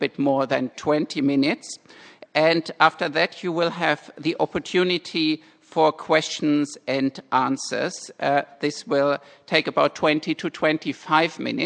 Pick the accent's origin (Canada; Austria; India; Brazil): Austria; Graz, Styria; moved away as an adult; now in Stanford, United States; I am from Graz in Austria and currently at Stanford as the Austrian visiting chair professor.